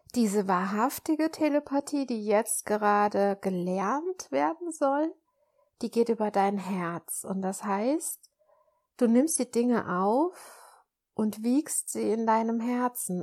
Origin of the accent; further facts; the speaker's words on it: Germany; ich bin, bin Deutsche, aber ich habe auch französisches Blut